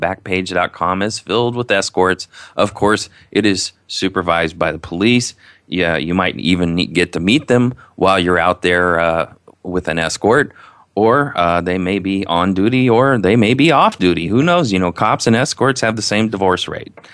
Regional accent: Indiana, United States; I'm from Indiana, if you haven't heard by my accent.

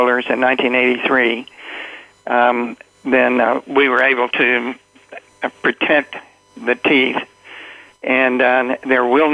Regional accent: New York City, New York, United States; I was raised in the Bronx

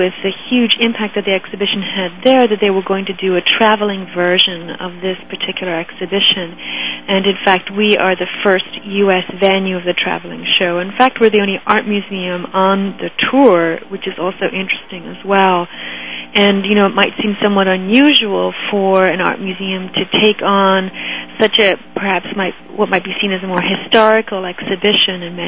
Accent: Ireland; moved away as an adult; also born or lived in Toronto, Canada; now in Pittsburgh, United States; I grew up in Ireland and went to university in Ireland at Trinity College

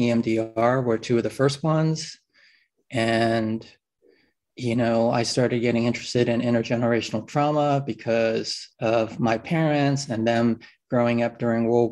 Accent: New York City, New York, United States; I grew up in New York City

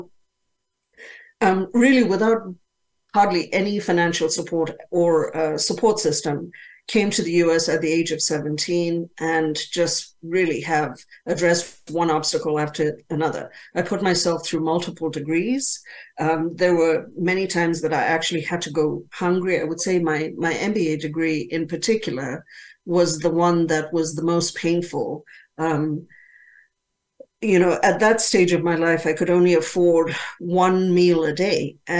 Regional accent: Zambia; moved away; when I was growing up, I grew up in Zambia in Africa.

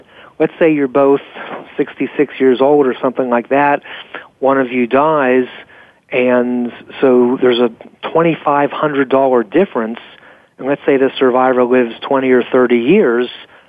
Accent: Pennsylvania, United States; And one of the reasons I was so jubilant when my home state of Pennsylvania just recognized same-sex marriages

